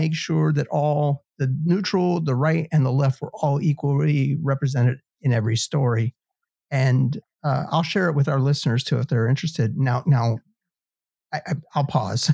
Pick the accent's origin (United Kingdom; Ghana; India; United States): United States; as an American